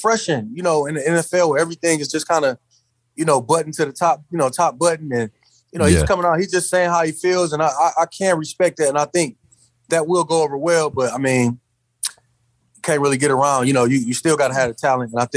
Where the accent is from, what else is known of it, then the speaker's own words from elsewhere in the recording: Michigan, United States; I'm from Michigan